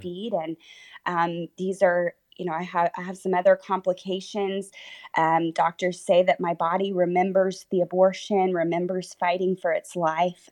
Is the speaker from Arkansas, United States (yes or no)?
no; Texas, United States; born or raised there; also born or lived in Oklahoma